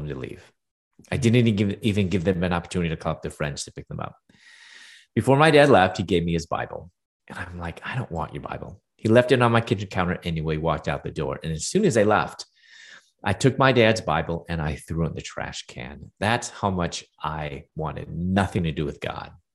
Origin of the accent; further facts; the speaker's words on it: Chicago, Illinois, United States; moved away as an adult; also born or lived in Louisville, Kentucky / Atlanta; I'm from Chicago, and I moved to Louisville, Kentucky